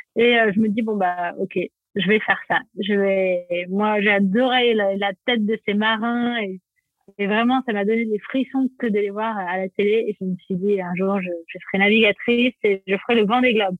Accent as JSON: {"language": "French", "region": "Provence-Alpes-Côte d'Azur", "country": "France", "tie": "born or raised there", "also_born_or_lived": "Paris", "said": "je suis née à Paris et mes parents ont eu la bonne idée de déménager sur la Côte d'Azur quand j'avais trois ans"}